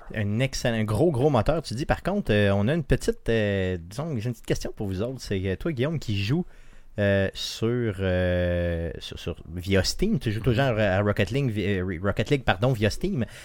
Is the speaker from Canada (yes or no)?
yes; Quebec City, Quebec, Canada; par chez nous à Beauport